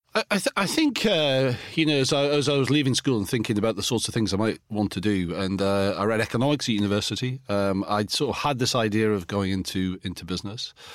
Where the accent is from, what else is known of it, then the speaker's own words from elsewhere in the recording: Alnwick, North East England, United Kingdom; in my hometown in Anik in Northumberland